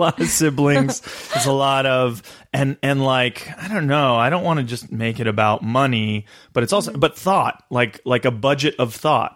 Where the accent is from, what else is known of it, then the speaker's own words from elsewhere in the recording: Big Bear, California, United States; also born or lived in Culver City, California / Redondo Beach, California / Manhattan Beach, California; I grew up here in Southern California.